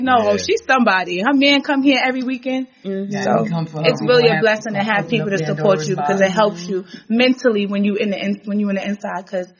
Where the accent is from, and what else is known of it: New York City, New York, United States; born or raised there